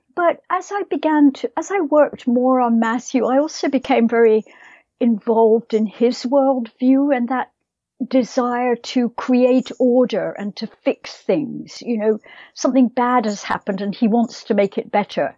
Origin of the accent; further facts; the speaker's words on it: Scotland, United Kingdom; moved away; I think of myself as a Scottish writer